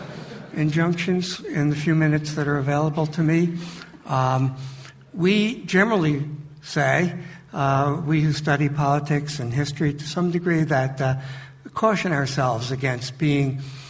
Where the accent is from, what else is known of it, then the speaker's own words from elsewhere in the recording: United States; as an American